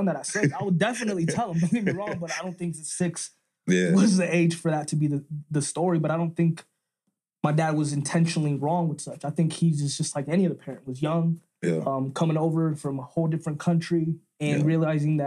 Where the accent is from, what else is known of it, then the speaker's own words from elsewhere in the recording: Denver, Colorado, United States; where I come from. I would say at this point, right when I went to Knapp Elementary